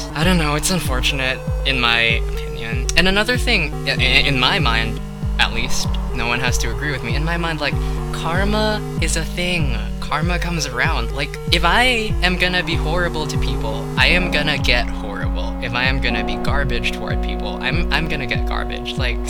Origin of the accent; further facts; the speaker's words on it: Philippines; Sorry, I don't know. I'm from the Philippines.